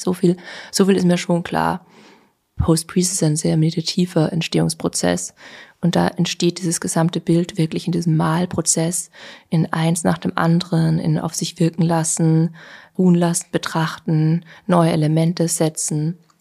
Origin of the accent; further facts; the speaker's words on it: Vienna, Austria; also born or lived in Berlin; Wien doch meine Heimat ist